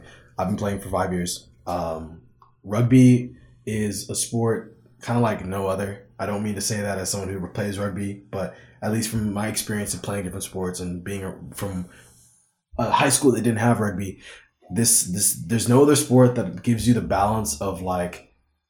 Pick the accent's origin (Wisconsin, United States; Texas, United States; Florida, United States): Texas, United States; Corpus Christi; also born or lived in South Africa; I was born in Corpus Christi, Texas, but I lived in South Africa for about a year or two